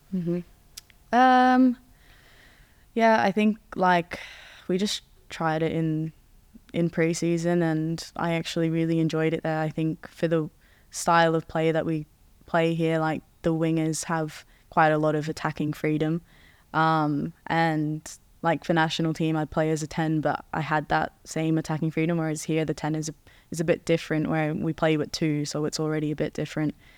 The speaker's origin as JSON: {"language": "English", "country": "Australia", "tie": "born or raised there", "also_born_or_lived": "Netherlands", "moved": "yes", "lives_now": "England, United Kingdom", "said": "since we're in England, and it's a cold Christmas, and I'm from Australia."}